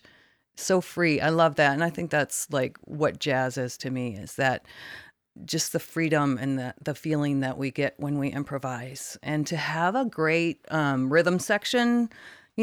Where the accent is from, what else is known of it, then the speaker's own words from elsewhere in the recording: Canada; now in San Diego, United States; I grew up in Canada